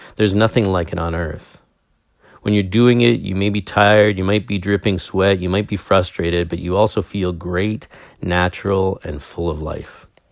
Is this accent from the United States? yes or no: no; Canada; I'm a Canadian